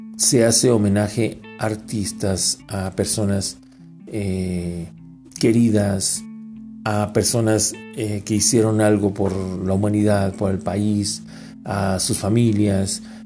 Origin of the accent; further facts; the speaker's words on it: Mexico; Todos los que somos mexicanos